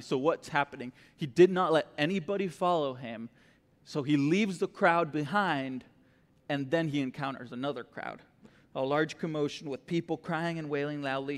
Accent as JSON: {"language": "English", "country": "Costa Rica", "tie": "born or raised there", "also_born_or_lived": "Florida", "moved": "as an adult", "lives_now": "Texas, United States", "said": "I grew up in Costa Rica, born and raised there, um, all my life, really"}